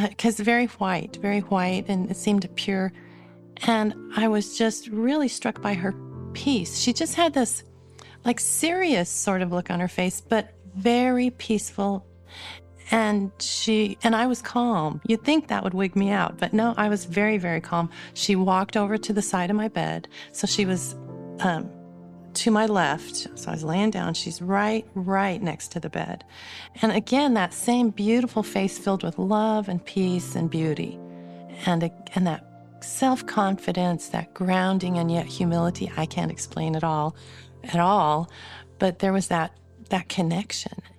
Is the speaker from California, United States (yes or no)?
yes; California, United States; born there; also born or lived in Arizona; now in West Jordan, United States; I was born in California, spent a lot of my life in Arizona and California, kind of going back and forth. I'm now in West Jordan, Utah, with my four grown children